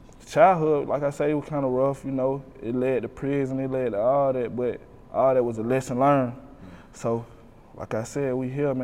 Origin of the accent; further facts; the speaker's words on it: Decatur, Georgia, United States; I'm from Decatur, man. I'm from Glenwood Road, the projects, man, the beans